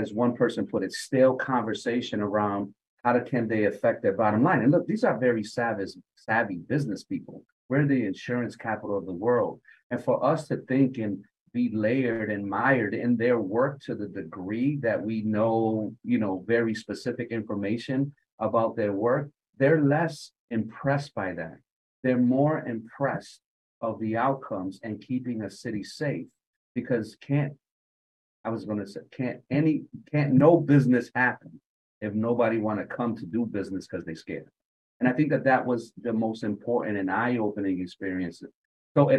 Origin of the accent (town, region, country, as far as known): Hartford, Connecticut, United States; born or raised there